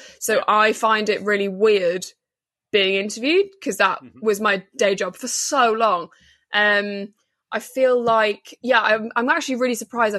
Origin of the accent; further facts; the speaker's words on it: North West England, United Kingdom; also born or lived in Liverpool; no, grew up in northwest Cheshire.